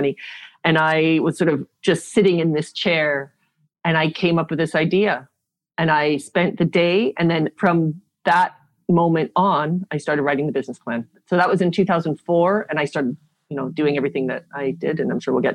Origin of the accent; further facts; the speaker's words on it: Canada; accent: Canadian; moved away as an adult; also born or lived in South Africa / England / Bangkok, Thailand; now in Olinda, Brazil; So growing up in Canada